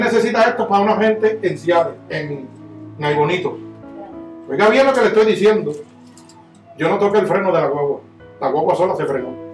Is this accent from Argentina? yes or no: no; Puerto Rico; Yo soy puertorriqueño